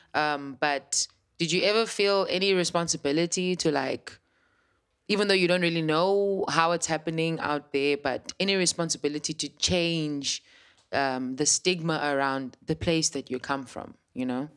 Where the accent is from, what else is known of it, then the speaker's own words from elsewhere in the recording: Cape Town, Western Cape, South Africa; I'm from Langa, and I know the history behind how it felt like to grow up in Langa.